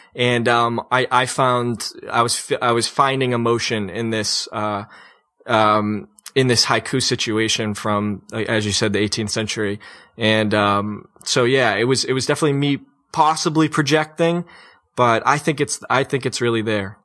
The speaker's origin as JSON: {"language": "English", "region": "New England", "country": "United States", "moved": "as an adult", "said": "the sense of affliction that we have in New England"}